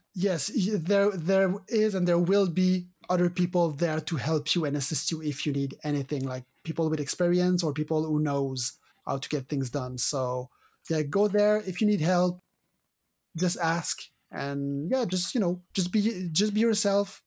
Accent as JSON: {"language": "English", "country": "Canada", "accent": "French Canadian", "said": "my French Canadian accent"}